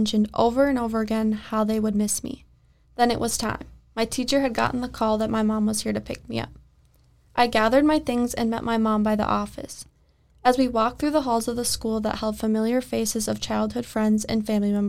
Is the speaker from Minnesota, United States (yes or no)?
yes; Maple Lake, Minnesota, United States; also born or lived in Wisconsin; I was about 6 when we moved to Minnesota